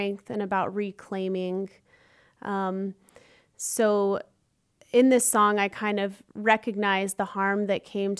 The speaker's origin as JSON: {"language": "English", "town": "Chapel Hill", "region": "North Carolina", "country": "United States", "tie": "born or raised there", "moved": "as an adult", "lives_now": "Chicago, United States", "said": "I'm originally from Chapel Hill, North Carolina, and I'm now based in Chicago"}